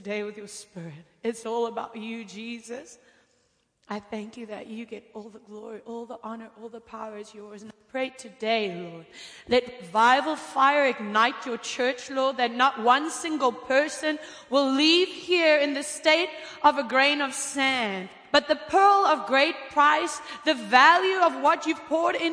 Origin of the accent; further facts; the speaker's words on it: Cape Town, Western Cape, South Africa; I am from Cape Town, South Africa